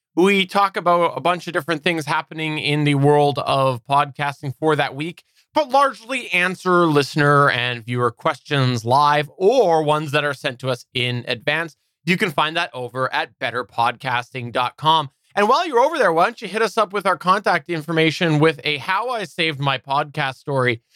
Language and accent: English; Canada; I'm Canadian